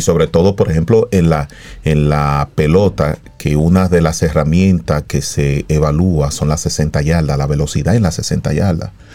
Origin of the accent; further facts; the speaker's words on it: Dominican Republic; los tres psicólogos deportivos que, somos dominicanos